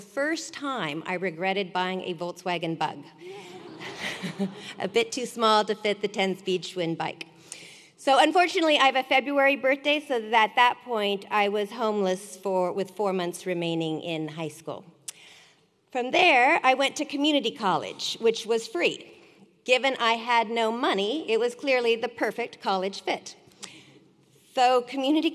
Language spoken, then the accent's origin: English; Sacramento, California, United States; I grew up in Sacramento, just down the road